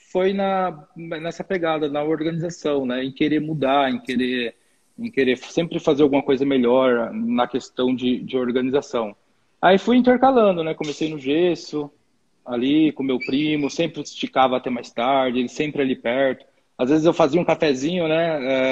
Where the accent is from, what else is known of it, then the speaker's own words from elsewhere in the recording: Cujubim, Rondônia, Brazil; de um cantinho do, do Brasil chamado Cujubim. É, isso é Rondônia, né? Estado de Rondônia, eu sou, de, sou natural de Rondônia.